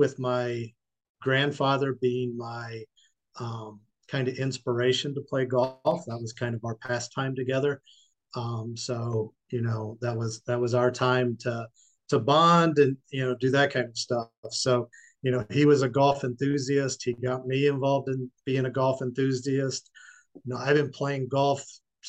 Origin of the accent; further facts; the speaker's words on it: Southern Illinois, United States; now in Peachtree City, United States; I'm originally from Southern Illinois, so probably closer to Kentucky than it is to Chicago